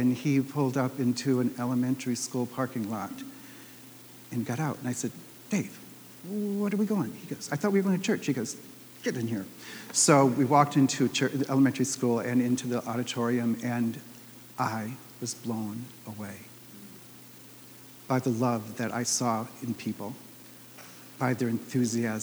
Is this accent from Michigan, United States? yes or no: yes; Detroit, Michigan, United States; also born or lived in Minneapolis; I moved home back from Minneapolis to Detroit